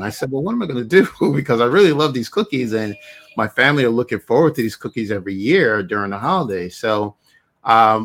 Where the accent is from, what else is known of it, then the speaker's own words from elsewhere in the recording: Barbados; moved away; I was born in Barbados